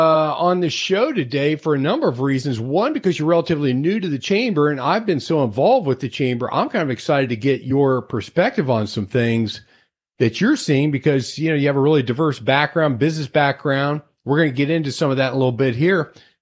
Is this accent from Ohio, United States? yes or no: yes; Cincinnati, Ohio, United States; moved away; one of my hometown shows, which was WKRP in Cincinnati